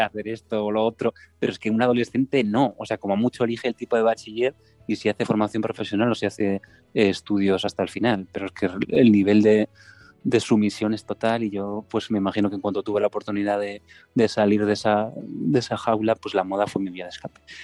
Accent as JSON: {"language": "Spanish", "town": "Santiago de Compostela", "region": "Galicia", "country": "Spain", "also_born_or_lived": "Madrid", "said": "soy de, Santiago de Compostela, estoy viviendo aquí eh, ahora mismo luego he estado un montón de años en Madrid, desde los 19"}